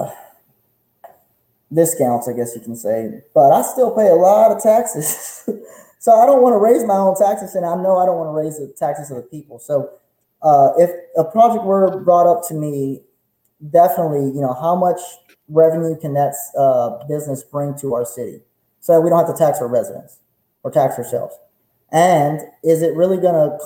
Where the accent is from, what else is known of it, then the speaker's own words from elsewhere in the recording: Beaumont, Texas, United States; I was raised in Old Town